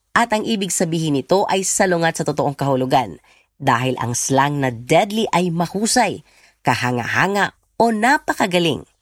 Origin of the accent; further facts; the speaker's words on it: Philippines; now in Australia; As a Filipino ha, gusto ko kahit sa ibang bansa yung anak ko lumaki, gusto ko yung yung Tagalog.